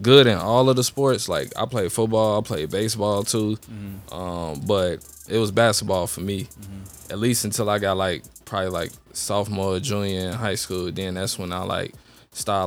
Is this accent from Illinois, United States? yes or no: yes; Chicago, Illinois, United States; born and raised in Chicago